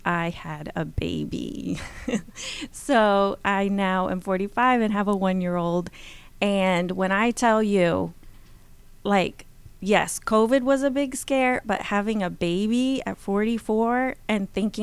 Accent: Brazil; I had the wonderful privilege of growing up in Brazil

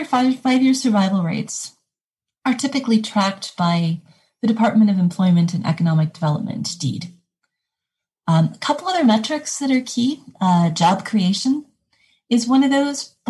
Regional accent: Detroit, Michigan, United States; now in Minnesota, United States; my experience growing up in the Detroit area

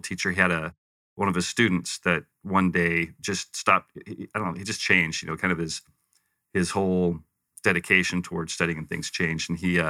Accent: Western United States, United States; also born or lived in Provo; I refer to myself as a Western mutt because I kind of grew up all over the West. I was born Provo, actually. Okay. My mom and dad were attending Brigham Young University.

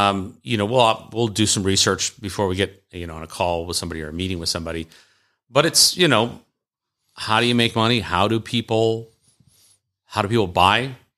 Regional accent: the South, United States; accent: Southern; My Southern accent. People seem to like my Southern accent.

